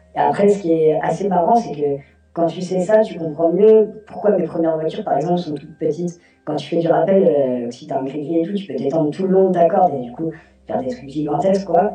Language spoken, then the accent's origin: French; Houilles, Île-de-France, France; je suis de région parisienne, je suis de Houille